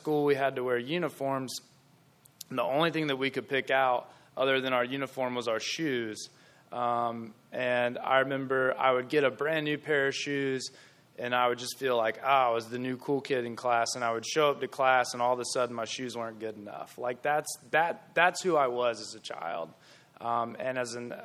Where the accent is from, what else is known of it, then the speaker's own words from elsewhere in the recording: Gastonia, North Carolina, United States; I'm from Gastonia.